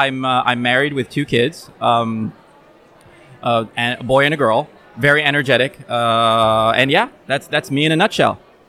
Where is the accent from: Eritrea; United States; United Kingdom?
Eritrea; now in Czech Republic; I am from Eritrea. I've been living here in the Czech Republic now almost 7 years straight